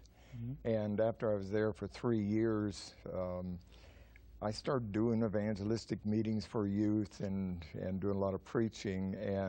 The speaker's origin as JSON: {"language": "English", "region": "Washington", "country": "United States", "tie": "born there", "also_born_or_lived": "Northern California", "said": "Originally, I was born in the state of Washington."}